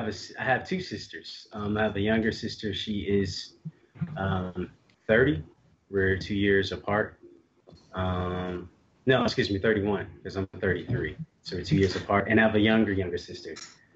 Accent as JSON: {"language": "English", "town": "Nashville", "region": "Tennessee", "country": "United States", "tie": "born or raised there", "also_born_or_lived": "Huntsville", "lives_now": "Chicago, United States", "said": "I was born in Chicago, and I lived in a few different places growing up. From Chicago, I moved to Huntsville, Alabama when I was like 8. I lived there for a few years, and then Nashville, Tennessee from like 4th grade, 5th grade up until my freshman year of college."}